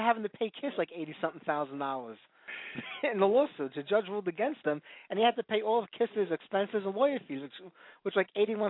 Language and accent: English; New York City, New York, United States; I'm old school. I'm from Brooklyn.